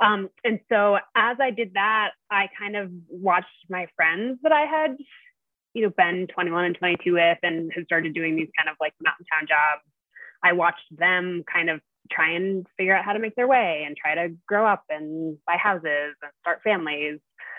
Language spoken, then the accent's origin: English; New England, United States; moved away as an adult; also born or lived in Avon, Colorado; I grew up in New England. I grew up on the East Coast in a family that skied a little bit and kind of spent a chunk of time in the mountains.